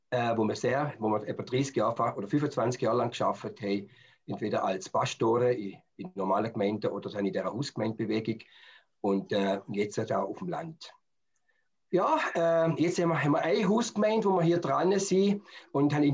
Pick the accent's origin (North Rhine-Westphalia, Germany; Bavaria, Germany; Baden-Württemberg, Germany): Baden-Württemberg, Germany; Stuttgart; also, ursprünglich komme ich aus Stuttgart